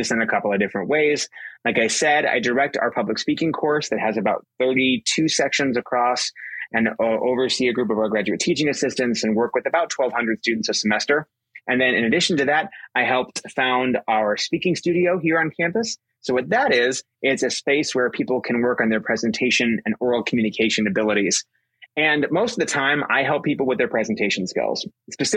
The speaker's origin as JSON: {"language": "English", "town": "Liberty", "region": "Missouri", "country": "United States", "tie": "born or raised there", "moved": "yes", "lives_now": "Alabama, United States", "said": "So I grew up in Kansas City, Missouri, in a suburb called Liberty."}